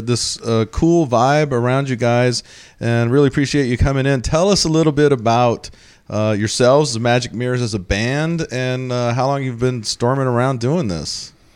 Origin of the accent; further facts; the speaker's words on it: Texas, United States; also born or lived in Colfax, Washington; now in Seattle area, United States; I'm from Texas